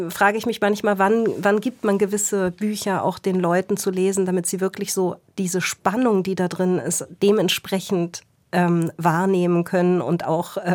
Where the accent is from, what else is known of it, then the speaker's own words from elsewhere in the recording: Berlin, Germany; also ich komme ja aus Berlin und natürlich war E.T. Hoffmann in Berlin Schullektor Lektüre.